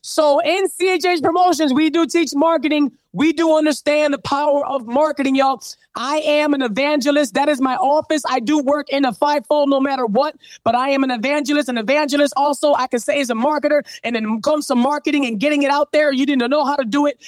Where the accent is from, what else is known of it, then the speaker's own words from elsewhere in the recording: Chicago, Illinois, United States; moved away; I'm from Chicago. When I go back, I go visit the church.